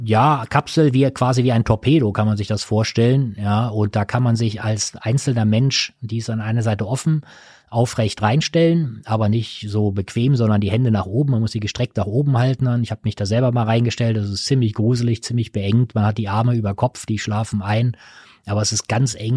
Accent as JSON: {"language": "German", "area": "Ruhr area", "region": "North Rhine-Westphalia", "country": "Germany", "tie": "born or raised there", "said": "ich bin zwar im Ruhrgebiet geboren, aber ich bin kein Bergmann"}